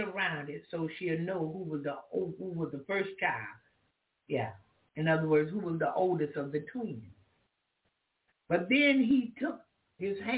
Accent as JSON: {"language": "English", "country": "United States", "tie": "born or raised there", "said": "I'm an American. I was born in America"}